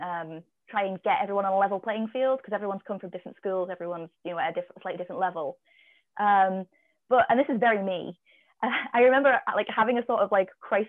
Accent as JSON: {"language": "English", "area": "Cumbria", "region": "North West England", "country": "United Kingdom", "tie": "born or raised there", "said": "growing up in Cumbria"}